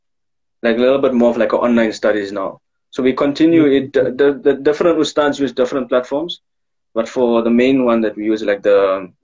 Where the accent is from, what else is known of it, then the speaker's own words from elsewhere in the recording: Pretoria, Gauteng, South Africa; I am from Pretoria West